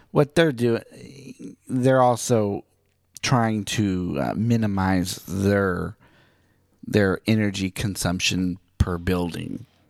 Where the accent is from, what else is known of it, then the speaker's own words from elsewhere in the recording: Miami, Oklahoma, United States; moved away; Miami, Oklahoma, my hometown